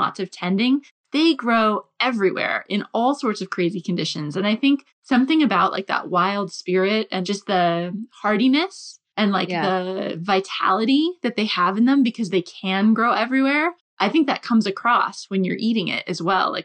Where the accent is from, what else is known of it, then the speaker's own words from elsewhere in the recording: New Hampshire, United States; moved away as an adult; now in United Kingdom; I'm from New Hampshire